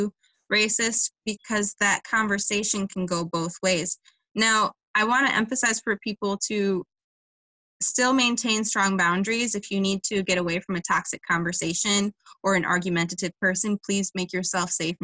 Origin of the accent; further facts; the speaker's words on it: Livonia, Michigan, United States; I live in Livonia, which has a strenuous past. It was a sundown town, which meant that it was, to summarize, it meant that it was legal to shoot a black person after dark. So like my hometown has healed a lot since then